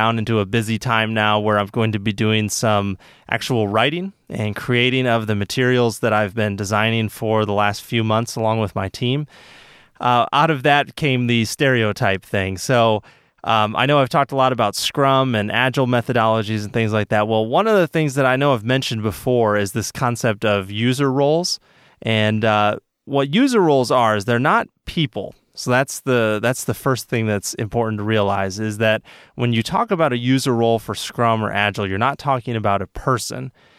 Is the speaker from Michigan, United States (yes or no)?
yes; Michigan, United States; I grew up swimming. I'm from Michigan, so I was always swimming in lakes and stuff like